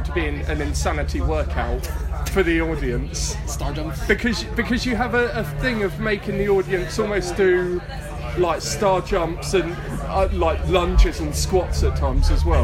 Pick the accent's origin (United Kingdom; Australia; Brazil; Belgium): United Kingdom; Horsham, South East England; my hometown scene